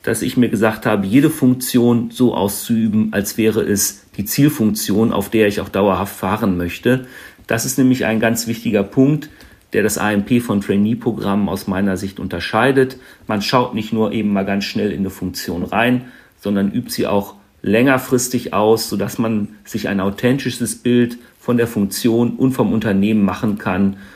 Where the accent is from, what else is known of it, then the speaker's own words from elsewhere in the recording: North Rhine-Westphalia, Germany; born there; ich bin 46 Jahre alt, gebürtiger Ostwestfale und nunmehr seit fast 14 Jahren Wahlrheinländer.